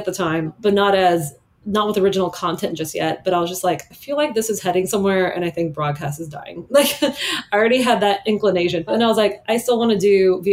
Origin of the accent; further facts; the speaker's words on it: Miami, Florida, United States; I grew up in Miami